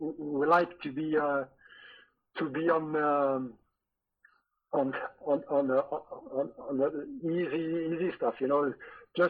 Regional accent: France; English is a second language; moved away as an adult; also born or lived in Scotland; you're French and you arrive in a in Scotland in a new club

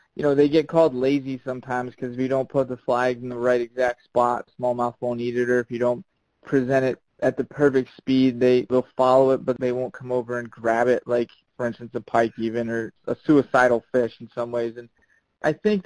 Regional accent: Chesapeake Bay area, United States; I do a lot of saltwater fishing growing up in the Chesapeake

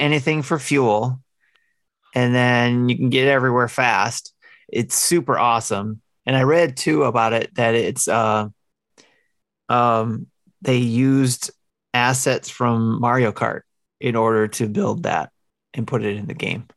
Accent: Detroit, Michigan, United States; I grew up in Detroit, um, with all kinds of cultures living on the same street

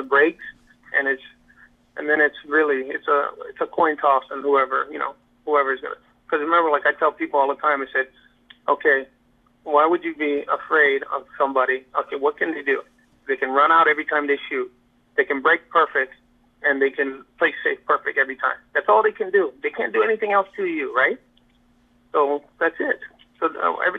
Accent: Hawaii, United States; I'm from Hawaii, so Hawaii is actually more of a European style, more laid back

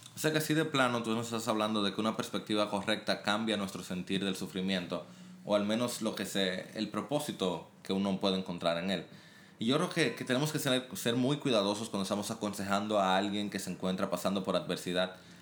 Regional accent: Dominican Republic; hay mucho racismo y, y toda una historia complicada en nuestro país con Haití

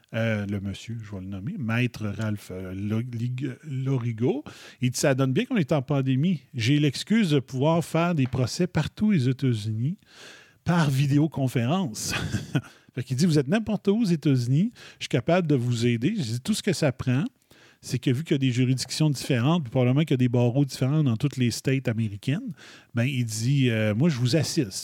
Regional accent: Quebec, Canada; first language French; je venais de la French Canadian Province of Quebec, in Canada

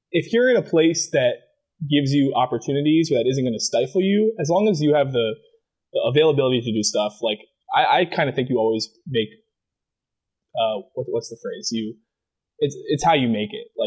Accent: Maryland, United States; there's nothing really defining about growing up in Maryland, like besides crabs.

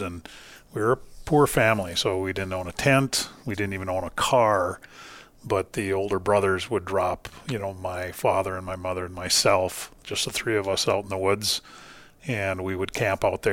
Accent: Duluth, Minnesota, United States; originally, I grew up in, uh, Duluth, Minnesota

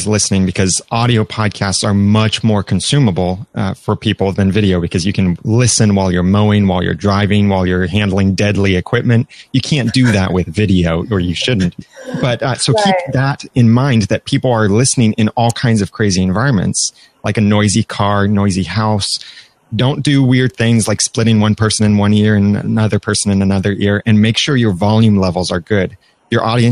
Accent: Southern California, United States; also born or lived in Greater Cincinnati; now in Cincinnati, United States; I grew up in Southern California, but I'm currently in Greater Cincinnati

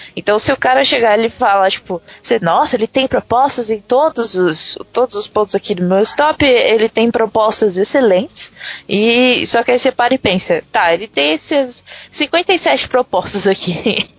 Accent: Brazil; a nossa é, é, identidade, né, do Brasil

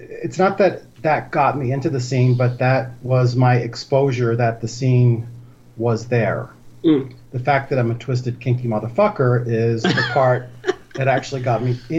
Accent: Philadelphia, Pennsylvania, United States; So I'm 55 years old, and I grew up in Center City, Philadelphia, in the heart of the gayborhood. So I grew up in a very gay East Coast inner city neighborhood.

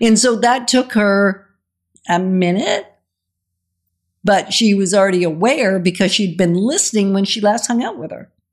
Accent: Denmark; moved away; we're originally from Denmark

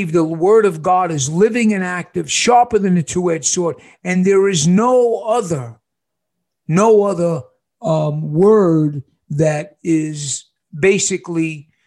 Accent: New York, United States; now in Casa Grande, United States; I'm from New York.

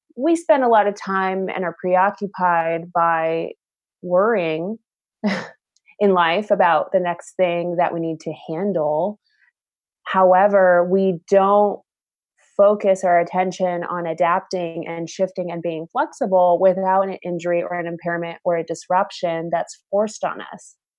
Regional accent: Southern California, United States; I'm originally from Southern California

